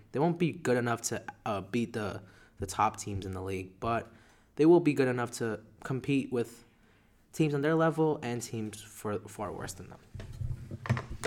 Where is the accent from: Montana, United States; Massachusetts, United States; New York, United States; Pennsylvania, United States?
New York, United States; we're from New York